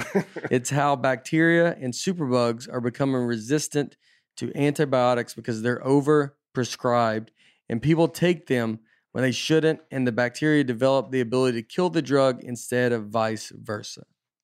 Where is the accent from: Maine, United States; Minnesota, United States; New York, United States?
Minnesota, United States; I grew up in Minnesota, and the Winter Olympics were way more important to us than the Summer Olympics.